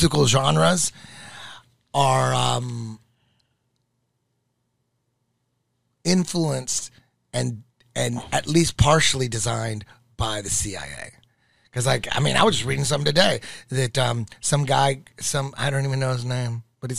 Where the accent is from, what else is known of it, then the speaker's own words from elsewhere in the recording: Santa Ana, California, United States; I grew up in Santa Ana